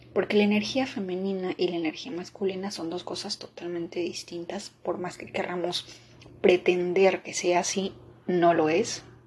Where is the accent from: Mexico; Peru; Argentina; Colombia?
Peru; moved away